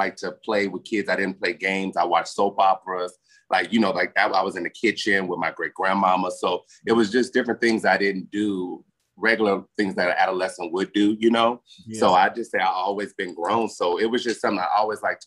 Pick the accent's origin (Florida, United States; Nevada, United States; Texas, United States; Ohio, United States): Nevada, United States; Las Vegas; accent: southern draw; I'm born and raised